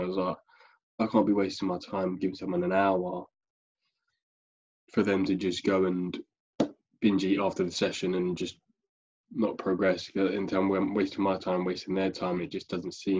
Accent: Staines, South East England, United Kingdom; moved away as an adult; now in Basingstoke, United Kingdom; I grew up in London around the Staines area, was there pretty much my whole life.

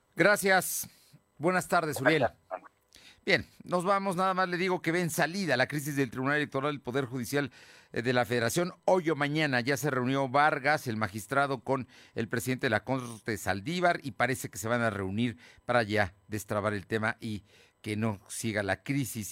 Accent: Puebla, Mexico; como muchos poblanos

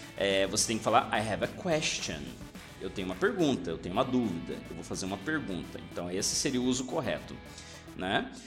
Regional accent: Brazil

